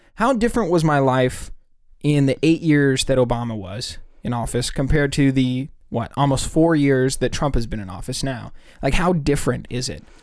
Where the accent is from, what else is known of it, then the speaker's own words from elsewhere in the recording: California, United States; We're from California